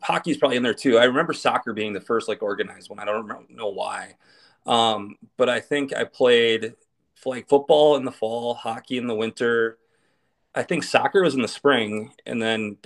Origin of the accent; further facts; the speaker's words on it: Hastings, Minnesota, United States; also born or lived in Lansing, Michigan; they moved back to Minnesota, Hastings specifically